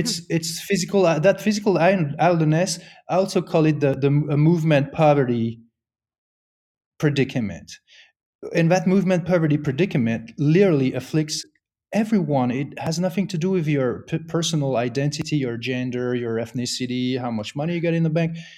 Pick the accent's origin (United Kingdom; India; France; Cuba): France; moved away as an adult; now in United States; I grew up in France